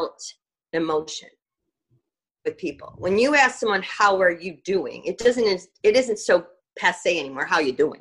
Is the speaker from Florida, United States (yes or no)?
yes; Florida, United States; moved away as an adult; now in New Orleans, United States; I was born in Florida